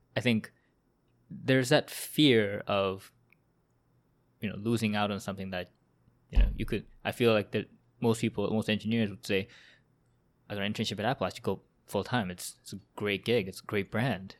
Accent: Vancouver, British Columbia, Canada; now in Toronto, Canada; I'm from Vancouver and Sagar here is also from Vancouver and we also went to same high school

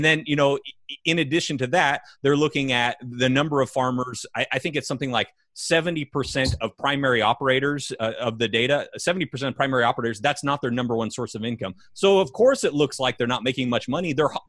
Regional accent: California, United States; I can remember growing up in California.

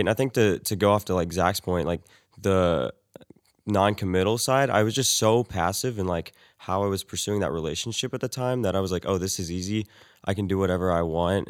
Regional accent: Weatherford, Texas, United States; I'm from Weatherford, Texas.

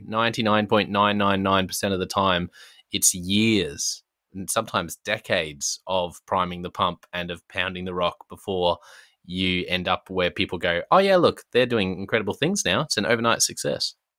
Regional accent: Australia; This is me being very Australian

